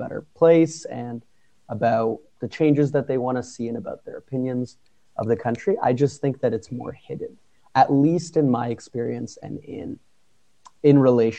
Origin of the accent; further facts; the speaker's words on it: Canada; also born or lived in Spain; now in Korea; just being a Canadian